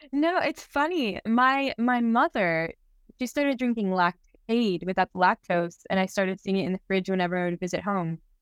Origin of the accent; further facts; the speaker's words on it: Miami, Florida, United States; moved away; We grew up together in Miami